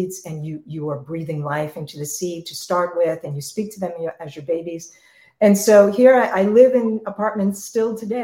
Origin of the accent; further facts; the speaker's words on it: New York City, New York, United States; I grew up in New York City. I lived in apartments my entire life growing up.